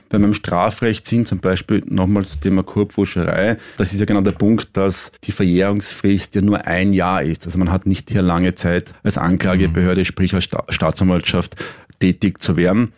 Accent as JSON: {"language": "German", "region": "Styria", "country": "Austria", "tie": "born or raised there", "also_born_or_lived": "Vienna", "said": "als gebürtiger Steirer"}